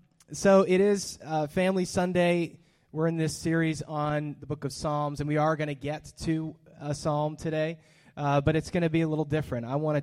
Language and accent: English; Hollister, California, United States; born there; I was born in Hollister, California in 1982